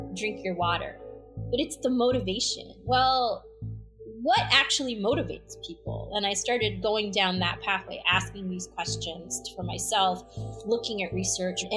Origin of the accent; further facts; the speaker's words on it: Chicago, Illinois, United States; also born or lived in Vadodara (Baroda), Gujarat, India; I came here when I was 18 months old. My father landed in O'Hare Airport in Chicago, and that's where I ended up growing up